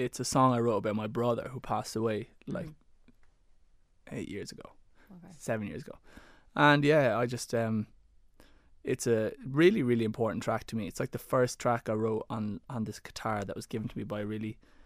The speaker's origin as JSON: {"language": "English", "town": "Waterford", "region": "Munster", "country": "Ireland", "tie": "born or raised there", "said": "growing up in Waterford"}